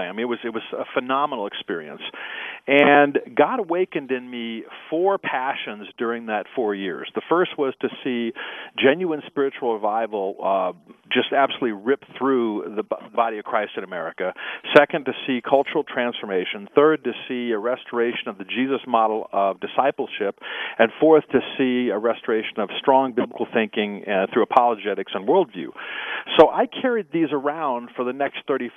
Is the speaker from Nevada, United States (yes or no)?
no; Omaha, Nebraska, United States; I grew up in Omaha, Nebraska